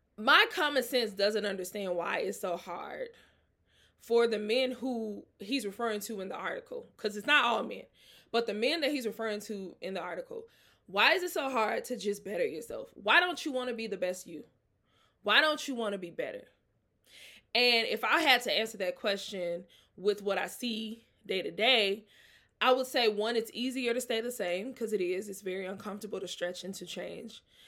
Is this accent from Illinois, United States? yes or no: no; Mississippi, United States; now in Atlanta, United States; I'm from Mississippi